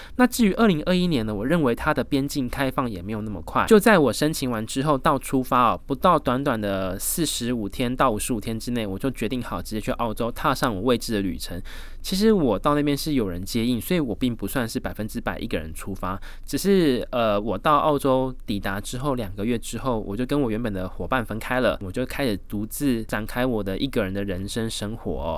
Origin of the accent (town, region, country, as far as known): Taiwan; moved away as an adult; now in Australia